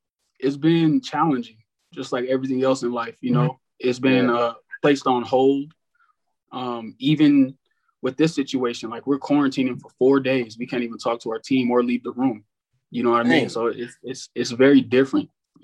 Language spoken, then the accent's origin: English; Arizona, United States; moved away as an adult; also born or lived in Maryland; I'm from Arizona